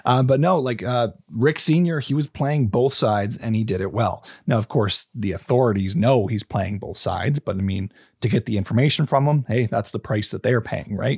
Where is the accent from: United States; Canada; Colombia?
Canada; British Columbia; we're British Columbians